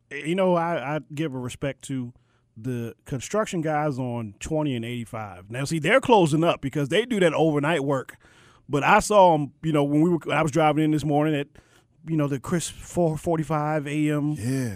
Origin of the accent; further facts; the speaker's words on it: Maryland, United States; I grew up in Maryland.